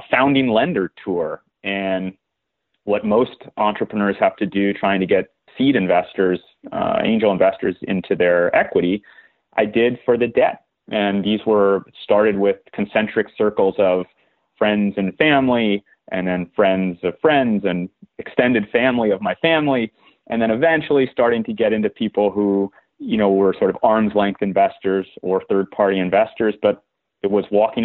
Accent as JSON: {"language": "English", "region": "Southern California", "country": "United States", "tie": "born or raised there", "moved": "as an adult", "said": "I grew up in Southern California, the son of an entrepreneur"}